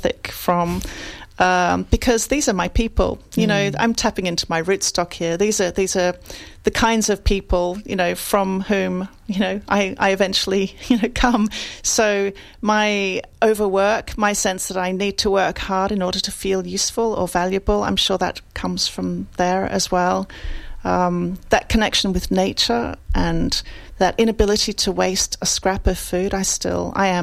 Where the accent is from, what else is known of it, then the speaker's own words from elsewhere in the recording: Australia; now in London, United Kingdom; I grew up Italian in Australia, and of course, you know, that means I'm a bit Italian, a bit Australian, and I've lived in London for more than half my life